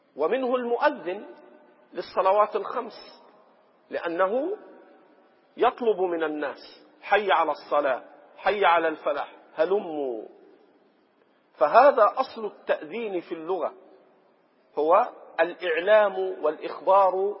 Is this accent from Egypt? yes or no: yes; Egypt; عندنا في مصر